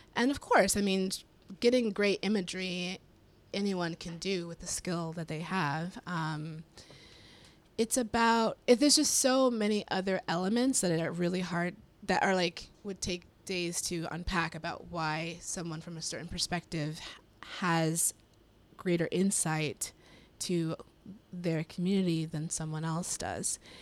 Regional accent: Colorado, United States; I'm from Colorado, so I grew up in very white spaces all the time

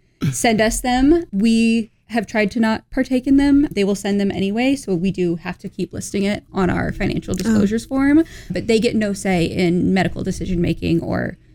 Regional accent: Indiana, United States; I'm from Indiana

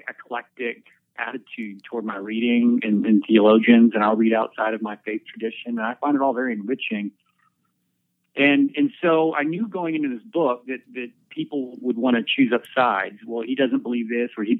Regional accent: Erie, Pennsylvania, United States; moved away as an adult; now in Abilene, United States; I'm from Erie, which is northwest.

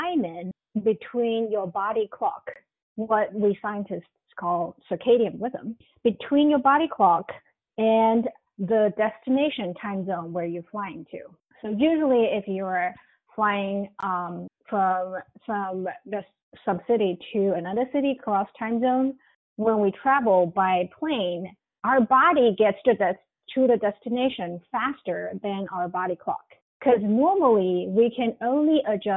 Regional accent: China; moved away as an adult; now in United States; I come from China

